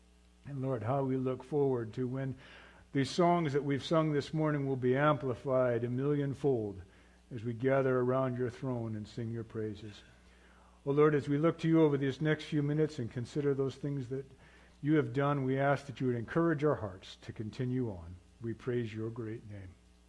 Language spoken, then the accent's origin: English; Papua, Indonesia; now in United States; I grew up in Indonesia, what is now Papua, Indonesia. At that time, it was Irian Jaya, Indonesia. Before that, it was New Guinea.